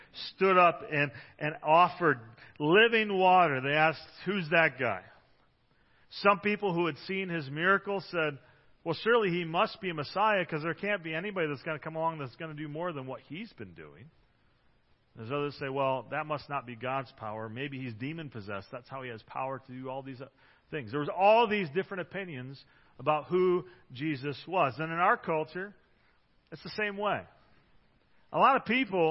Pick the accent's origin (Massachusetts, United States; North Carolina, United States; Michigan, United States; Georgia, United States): Michigan, United States; Detroit; now in Grand Rapids, United States; I'm the Detroit area.